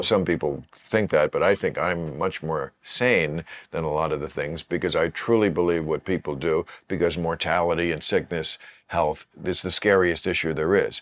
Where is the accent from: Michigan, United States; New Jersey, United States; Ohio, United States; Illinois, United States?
New Jersey, United States; New Jersey